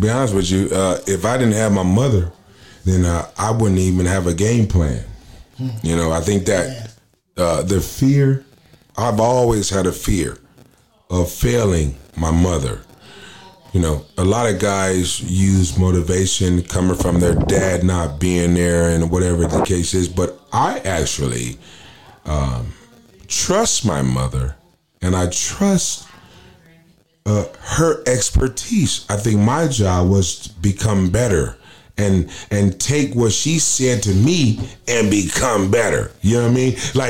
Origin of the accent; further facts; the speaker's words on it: Minneapolis, Minnesota, United States; born there; also born or lived in Okinawa, Japan / Portland, Oregon; Yeah, man, I was born in Minneapolis, Minnesota. I spent a year and a half, 2 years in Okinawa, Japan. Of course, I was, in Portland, Oregon